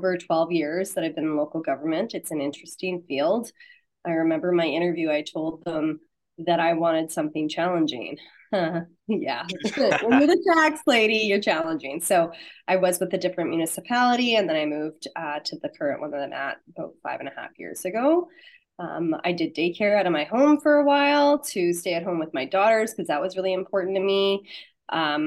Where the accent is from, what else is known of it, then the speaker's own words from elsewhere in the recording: Saskatchewan, Canada; I'm from Saskatchewan, Canada